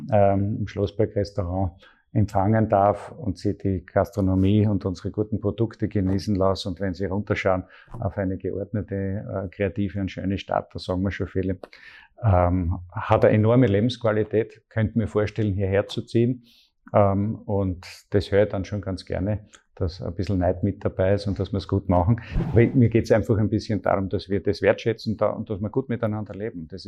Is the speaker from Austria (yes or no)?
yes; Graz, Styria, Austria; Ähm, ich bin aufgewachsen in Graz